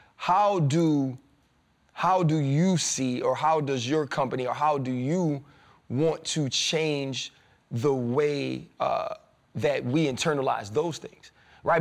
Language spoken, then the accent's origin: English; New Orleans, Louisiana, United States; I grew up in the South. I'm from New Orleans, Southern Baptist